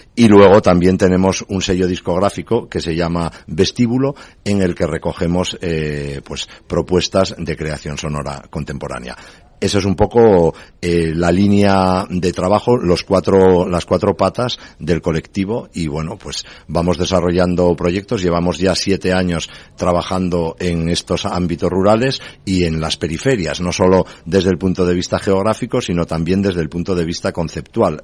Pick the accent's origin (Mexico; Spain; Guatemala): Spain; San Román de Candamo, Asturias; en San Román de Candamo, por ejemplo, es mi pueblo